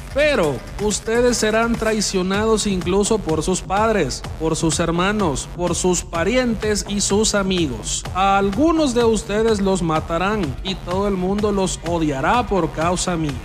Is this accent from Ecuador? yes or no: no; El Salvador; Soy salvadoreño, pero me considero un costarricense más.